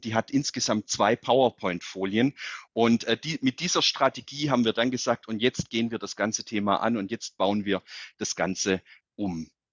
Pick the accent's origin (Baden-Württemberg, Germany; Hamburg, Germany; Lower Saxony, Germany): Baden-Württemberg, Germany; Calw; also born or lived in Netherlands; in meiner Heimatstadt der Job des OB frei geworden ist, habe ich mich beworben und bin jetzt nicht nur Oberbürgermeister der Stadt